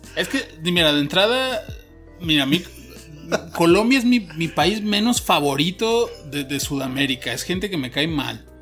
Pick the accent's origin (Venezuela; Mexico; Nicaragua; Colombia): Mexico; yo sea mexicano